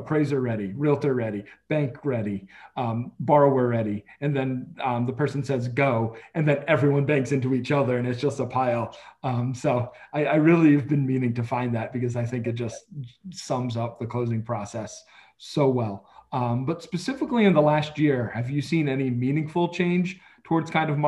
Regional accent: Rhode Island, United States; I grew up in Rhode Island, smallest state in the country

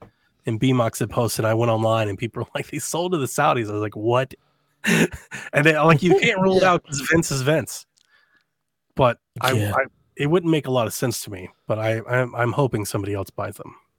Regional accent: Cleveland, Ohio, United States; I'm from Cleveland.

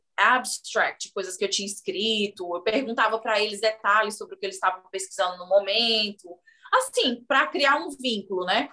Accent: Fortaleza, Ceará, Brazil; moved away as an adult; now in United States; eu sou de uma região da periferia de Fortaleza. Então, a minha família não tem muitos recursos

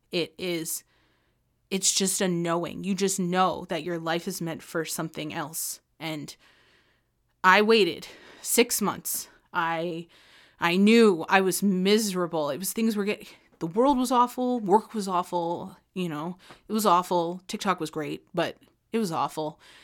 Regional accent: Ontario, Canada; moved away as an adult; also born or lived in British Columbia; I was literally from Ontario

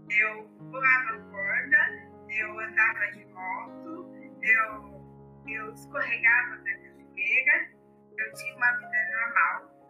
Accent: Ubatuba, São Paulo, Brazil; now in Taubaté, Brazil; eu sou nascida, né? eu nasci em Ubatuba e hoje eu moro em Taubaté

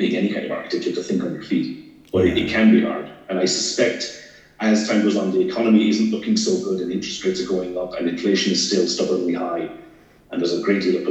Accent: Ireland; now in Scotland, United Kingdom; I'm not from here, I'm Irish

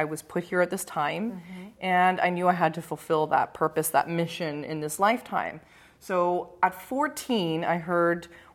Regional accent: Toronto, Ontario, Canada; now in Southern California, United States; I'm Canadian, born and raised from Toronto and now living in Southern California

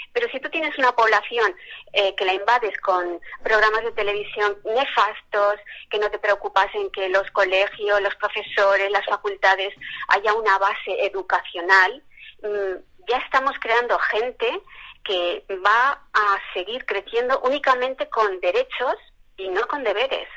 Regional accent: Spain; nosotros que somos blancos y españoles

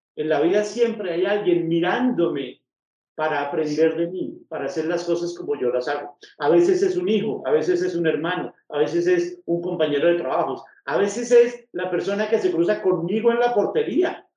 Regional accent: Bogotá, Colombia; now in Manizales, Colombia; yo soy de Bogotá, pero ahora vivo en Manizales.

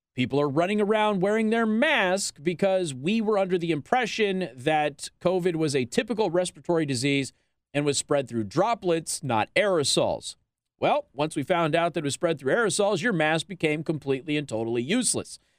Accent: Las Vegas, Nevada, United States; now in Michiana, United States; I'm from Las Vegas

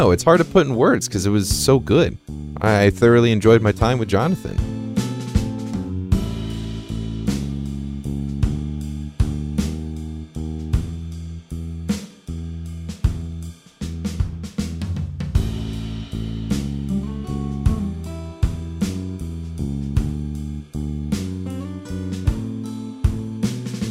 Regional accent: Las Vegas, Nevada, United States; also born or lived in Montana; now in Seattle, United States; I'm from Las Vegas. Long story. I lived in Vegas for a while, lived in Montana for a while, and then now I'm out in the Seattle area

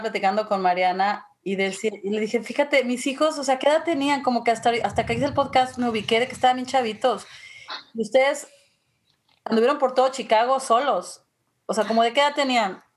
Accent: Mexico City, Mexico; yo crecí en la Ciudad de México

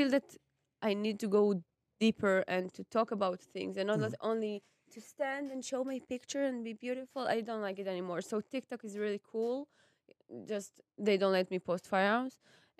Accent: Israel; I'm from Israel.

